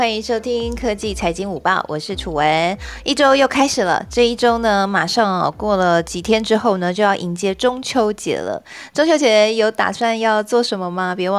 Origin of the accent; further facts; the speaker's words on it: southern Taiwan, Taiwan; also born or lived in Taipei; now in Hsinchu, Taiwan; 我也是南部的乡亲